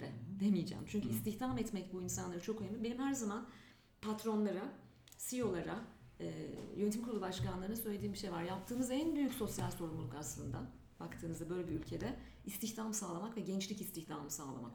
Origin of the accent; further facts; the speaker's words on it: Ankara, Turkey; moved away as an adult; now in Istanbul, Turkey; Evet Ankara'da doğdum büyüdüm. Çocukluğum gençliğim Ankara'da geçti şekillendi ve hala acayip Ankaralı olduğumu düşünüyorum